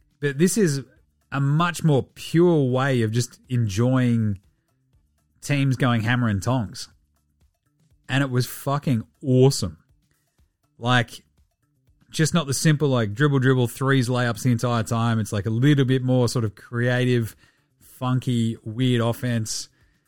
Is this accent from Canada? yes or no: no; Australia; the good thing about being Australian